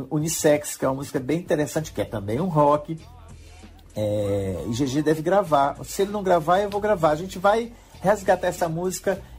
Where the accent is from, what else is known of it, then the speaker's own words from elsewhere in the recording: Pinheiro, Maranhão, Brazil; minha mãe é de Codó, eu sou de Pinheiro, meu pai é de Pinheiro, mas minha mãe é de Codó